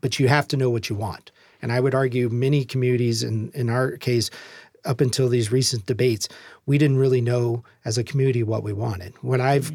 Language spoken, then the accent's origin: English; Louisiana, United States; moved away as an adult; now in Tacoma, United States; I can cook gumbo because I'm from Louisiana